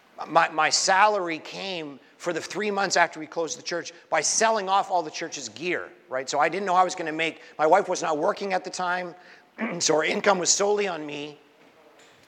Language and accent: English; Canada; now in Brooklyn, United States; I was born in Canada